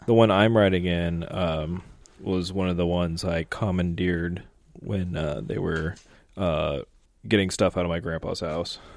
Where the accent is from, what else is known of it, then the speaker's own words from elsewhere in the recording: St. Louis, Missouri, United States; I'm from Saint Louis